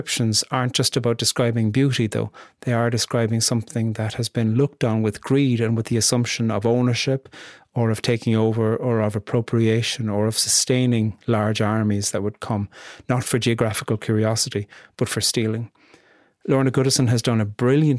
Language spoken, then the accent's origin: English; Ireland; being Irish